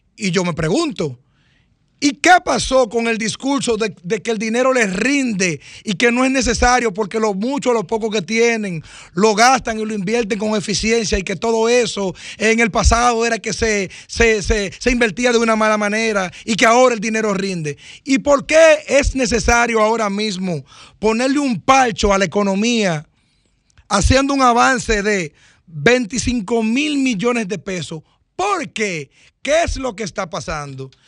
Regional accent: Cambita, San Cristóbal, Dominican Republic; en mi pueblo Cambita. Yo estoy esperando una llamada de Cambita también, que digan que todo está bien que yo conozco a todo el mundo

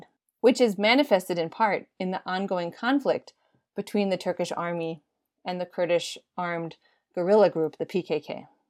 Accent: United States; I myself am Armenian American. I was born and raised in the United States, as were my parents and three of my grandparents.

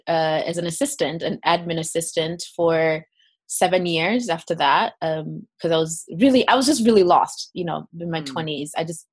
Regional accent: Kenya; So I grew up in Kenya and actually started singing when I was about 5 years old.

